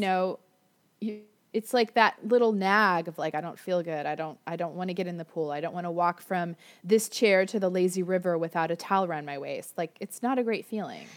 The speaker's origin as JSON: {"language": "English", "region": "Florida", "country": "United States", "tie": "born or raised there", "moved": "yes", "lives_now": "Orange County, California, United States", "said": "I grew up in Florida"}